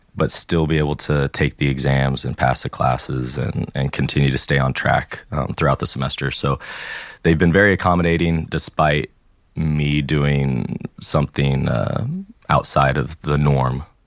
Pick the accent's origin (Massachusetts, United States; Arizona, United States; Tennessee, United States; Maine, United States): Tennessee, United States; first language English; moved away as an adult; also born or lived in California / Florida / Alabama; now in France; I was born in California. At the age of eight, I moved to Tennessee. And then in 2012, I moved down to Florida